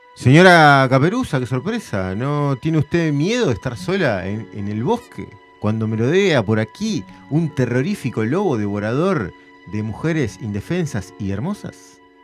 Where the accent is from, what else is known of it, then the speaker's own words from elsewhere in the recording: Montevideo, Uruguay; yo soy de Nuevo París